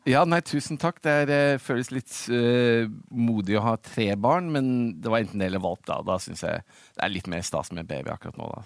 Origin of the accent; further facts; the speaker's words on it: Oslo, Norway; moved away as an adult; also born or lived in London, United Kingdom / Middle East / United States; jeg født og oppvokst i Norge, på Oslo